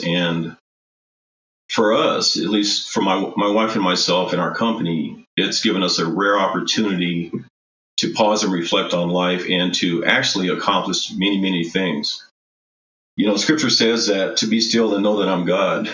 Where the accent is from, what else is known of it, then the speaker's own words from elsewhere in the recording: Colorado Springs, Colorado, United States; my family moved to Colorado Springs, I believe is probably 1963, which makes me a native of Colorado Springs